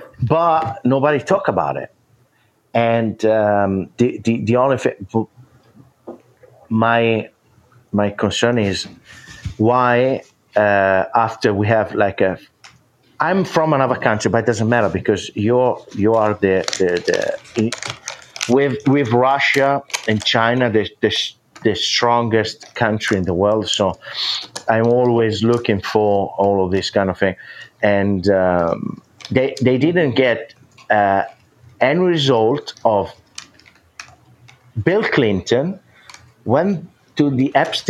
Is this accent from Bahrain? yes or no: no; northern Italy, Italy; I'm from Europe. Where in Europe? Italy, north of Italy.